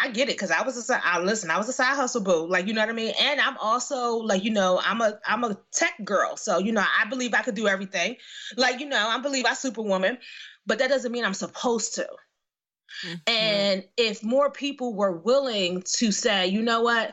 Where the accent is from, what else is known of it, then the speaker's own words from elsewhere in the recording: Philadelphia, Pennsylvania, United States; now in New Jersey, United States; I grew up in West Philly